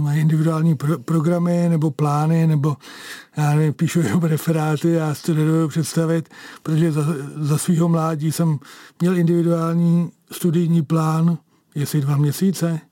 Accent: Kladno, Central Bohemian Region, Czechia; protože já jsem kladeňák

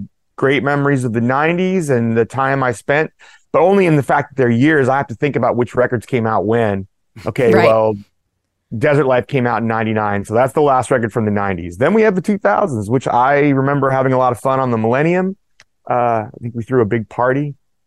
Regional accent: Oakland, California, United States; I grew up in Oakland

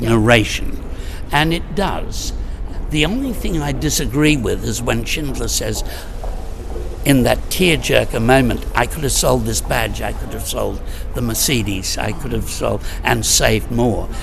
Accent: Sydney, New South Wales, Australia; I came from Sydney, Australia

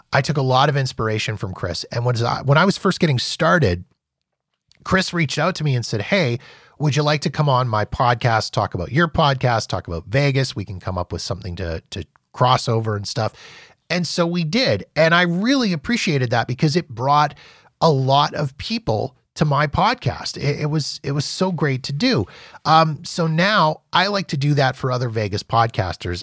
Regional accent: Winnipeg, Manitoba, Canada; my hometown of Winnipeg

